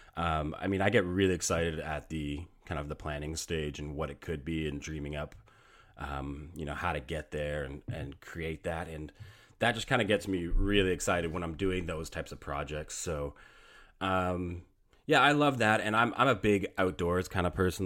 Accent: Canada; I am Canadian. I do live up here in Canada, so hockey is kind of something that, uh, we grow up with.

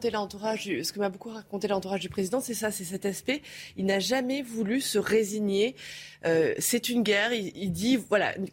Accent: Corsica, France; en fait, je suis corse, donc moi j'aime bien la chaleur

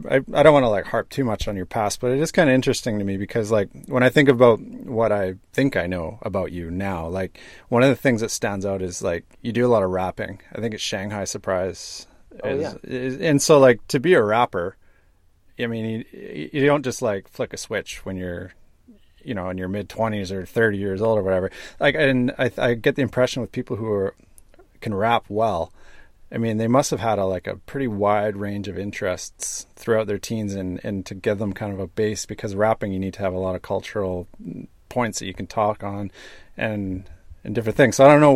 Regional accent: northern British Columbia, Canada; I grew up in an isolated place in northern British Columbia in Canada. And in this isolated environment, there's not a lot of kind of like, I don't know, people who think outside the box, if you want to put it that way. It's kind of like a homogenous community.

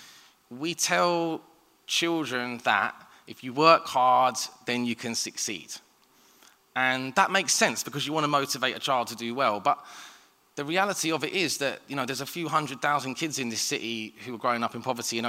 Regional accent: London, United Kingdom; I grew up in Southeast London

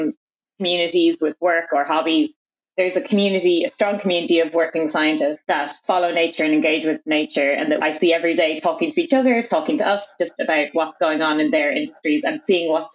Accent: Ireland; accent: Irish; You might notice from my accent that I'm Irish

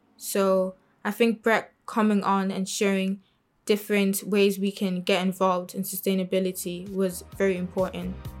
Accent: Ireland; also born or lived in Congo; I was born in Ireland, but I'm from Congo.

